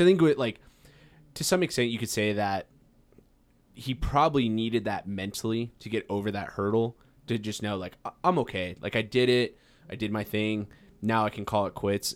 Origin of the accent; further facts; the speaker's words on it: Farmington, New Mexico, United States; now in Albuquerque, United States; I'm from Farmington, New Mexico